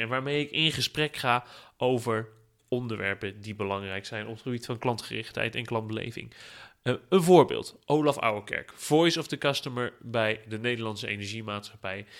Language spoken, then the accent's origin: Dutch; Netherlands; als Nederlander